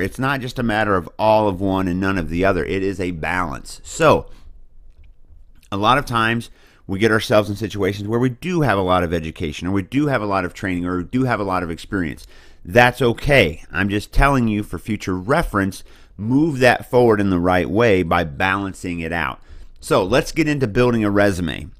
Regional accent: Boonville, Missouri, United States; I come from Booneville, Missouri. It's a little town in the middle of the greatest state in the nation

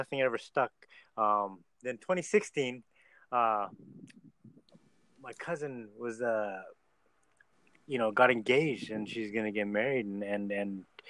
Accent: Vancouver, British Columbia, Canada; I'm from Vancouver, Canada

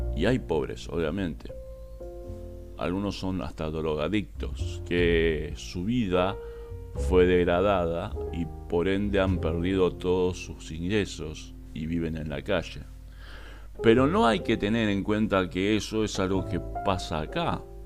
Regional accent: Argentina; Como ciudadano argentino

